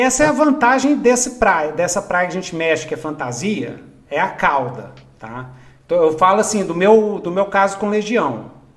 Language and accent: Portuguese; Belo Horizonte, Minas Gerais, Brazil; Cresci em Minas Gerais. Cresci em Belzonte